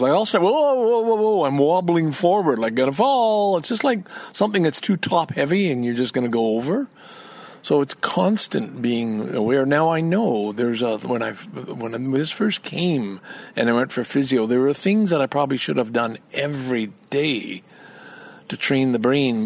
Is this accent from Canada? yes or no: yes; Montreal, Quebec, Canada; I grew up in Quebec